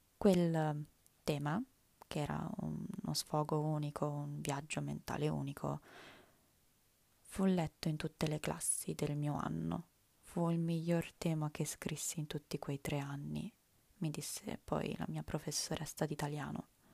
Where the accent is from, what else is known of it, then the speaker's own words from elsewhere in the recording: Italy; first language Italian; L'italiano è la mia lingua madre